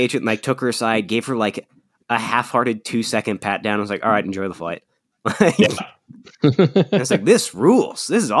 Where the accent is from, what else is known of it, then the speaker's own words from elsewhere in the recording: Virginia, United States; since I'm a Virginia boy, I usually fly out of like DC.